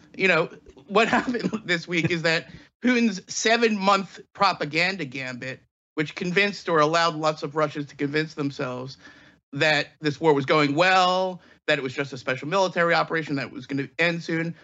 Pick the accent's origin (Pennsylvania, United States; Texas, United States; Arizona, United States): Pennsylvania, United States; my home state of Pennsylvania